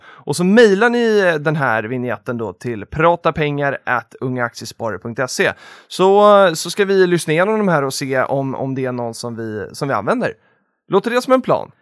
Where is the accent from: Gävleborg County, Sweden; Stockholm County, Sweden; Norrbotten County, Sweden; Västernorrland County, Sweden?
Stockholm County, Sweden; Stockholm; jag är ju underrepresenterad som stockholmare här inne idag